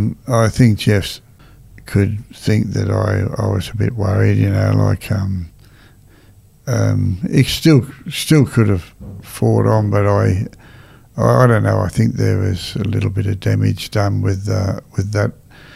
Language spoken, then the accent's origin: English; Australia; I'm an Australian and a very proud Australian